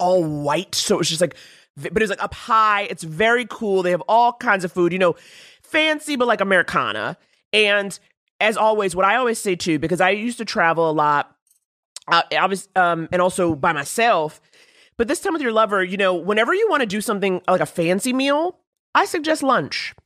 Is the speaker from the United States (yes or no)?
yes; New York City, New York, United States; I grew up in Harlem